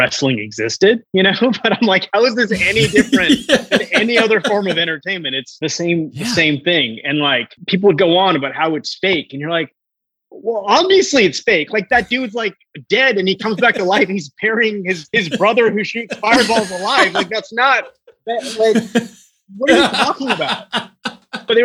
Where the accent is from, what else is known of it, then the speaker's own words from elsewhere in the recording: Hong Kong; also born or lived in India / Singapore / United States; like I was born in India, but then I grew up between like Hong Kong and Singapore and spend a little bit of time in the US and just moving around all over the world, right?